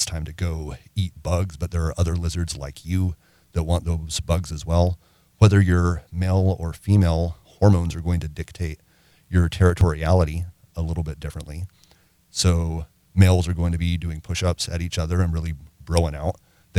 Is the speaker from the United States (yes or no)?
yes; Arkansas, United States; also born or lived in Mississippi / Louisiana; As a kid, I grew up in Arkansas, Mississippi, and Louisiana.